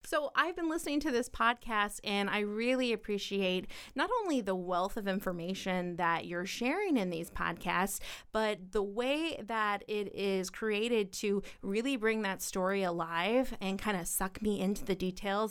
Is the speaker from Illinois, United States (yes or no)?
yes; Petersburg, Illinois, United States; I am from Petersburg